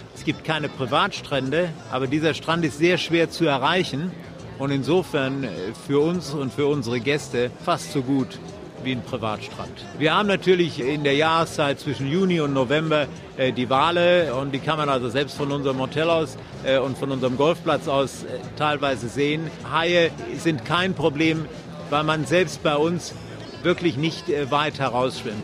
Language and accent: German; Germany; now in Knysna, South Africa; als Deutscher ebenfalls eine Wende mitzuerleben